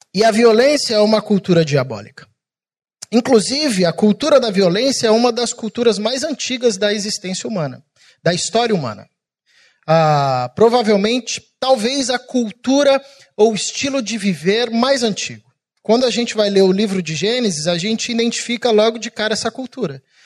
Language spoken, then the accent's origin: Portuguese; São Paulo, Brazil; now in Rio de Janeiro, Brazil; eu sou paulista